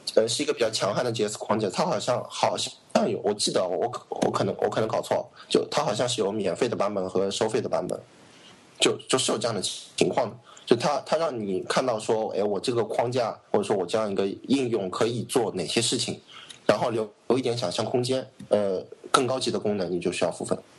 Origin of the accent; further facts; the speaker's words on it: China; 作为我们大陆长大的人来说